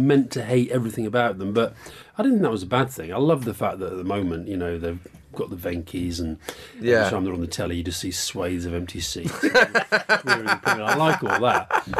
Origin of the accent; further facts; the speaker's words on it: Keighley, Yorkshire and the Humber, United Kingdom; moved away; Well, I was born in Keighley, which is only about 19 miles away.